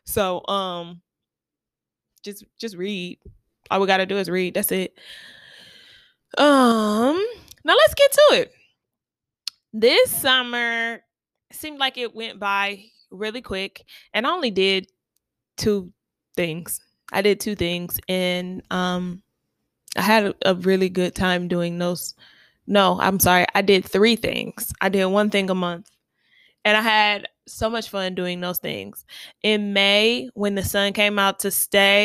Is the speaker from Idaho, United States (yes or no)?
no; Ohio, United States; I'm from Ohio